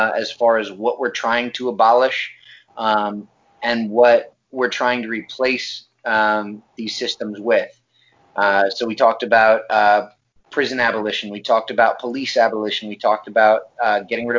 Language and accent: English; New Tripoli, Pennsylvania, United States; I'm from New Tripoli originally, Pennsylvania